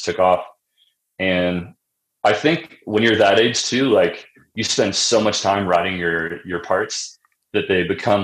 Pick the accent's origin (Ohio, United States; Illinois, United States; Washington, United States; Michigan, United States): Illinois, United States; Springfield; also born or lived in Nashville; now in Denver, United States; I grew up in Central Illinois